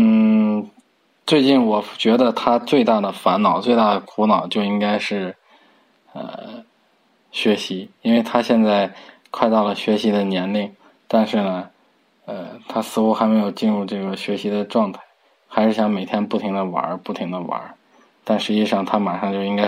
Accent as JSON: {"language": "Chinese", "region": "Tianjin", "country": "China", "said": "今年三十五岁，我来自天津，我现在是一名心脏外科医生。"}